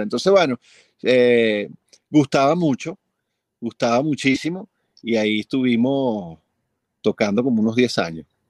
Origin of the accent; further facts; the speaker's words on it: Venezuela; aquí nací, aquí me moriré, yo aquí me quedo, bueno, estoy atornillado a este país